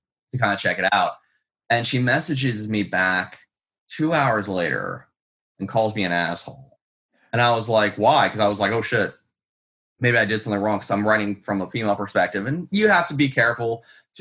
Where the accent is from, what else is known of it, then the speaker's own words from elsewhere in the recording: Pittsburgh, Pennsylvania, United States; moved away; I'm from Pittsburgh, Pennsylvania originally, so it's moderately sized city.